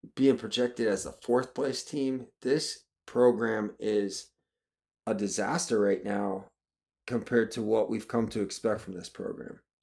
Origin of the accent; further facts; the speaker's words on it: Midwest, United States; I grew up in the Midwest